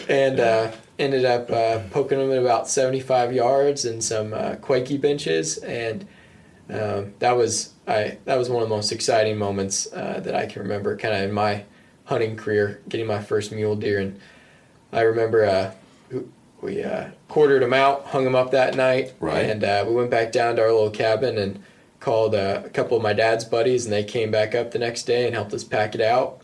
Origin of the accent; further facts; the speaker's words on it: New Mexico, United States; I grew up in New Mexico